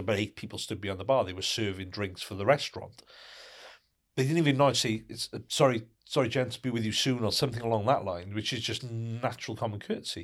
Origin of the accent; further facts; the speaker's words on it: United Kingdom; in the U K, 'cause we're a very kind of reserved nation